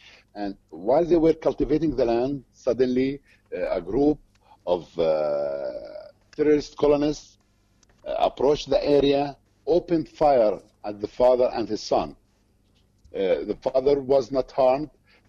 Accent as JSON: {"language": "English", "town": "Beit Umar", "region": "West Bank", "country": "Palestine", "said": "I'm from Beit Umar town. It's 8 kilometers to the north of Hebron city. And Beit Umar is part of Hebron district. It comes in the middle between Hebron and Bethlehem, actually."}